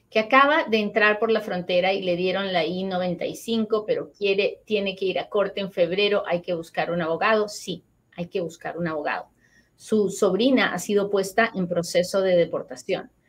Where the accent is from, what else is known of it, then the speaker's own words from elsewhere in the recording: Colombia; Me aprobaron mi caso, doctora, soy de Colombia, aplico para la invitación de reunificación familiar.